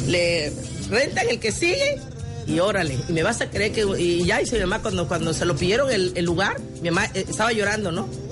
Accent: Guerrero, Mexico; yo soy su cocinera de Guerrero

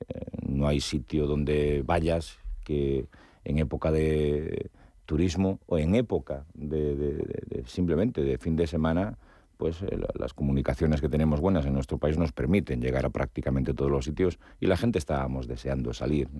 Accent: Galicia, Spain; yo que soy gallego

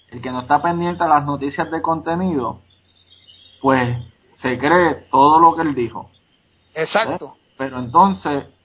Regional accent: Paso Palma, Puerto Rico; a, a, fulanito de Ángeles o vamos a decirle Paso Palma, de donde soy yo, ¿quién es tu representante?

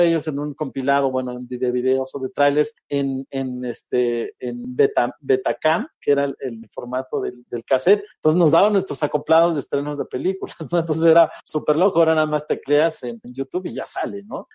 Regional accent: State of Mexico, Mexico; also born or lived in Tamaulipas; a los seis años nos venimos a la Ciudad de México, bueno, más bien al Estado de México

